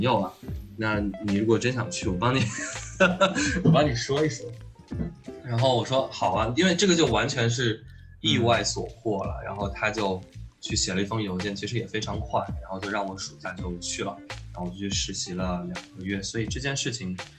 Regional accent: Huanggang, Hubei, China; moved away as an adult; also born or lived in Wuhan; 那个黄冈中学里出生长大，也在那里念完了初中、高中，啊哦，然后呢，本科是去到了武汉大学，念的也是建筑系

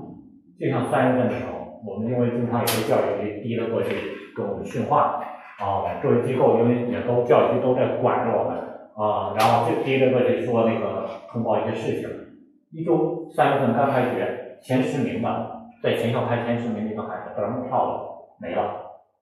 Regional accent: China; 因为我们都是中国人

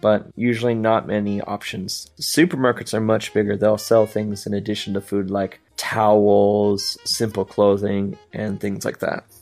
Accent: United States; moved away; my hometown has a large uh, Mexican community, so our supermarkets sell a lot of uh, Mexican goods

